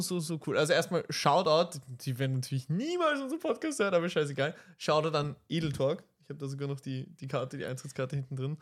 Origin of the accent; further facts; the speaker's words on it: Vienna, Austria; wir aus Wien sind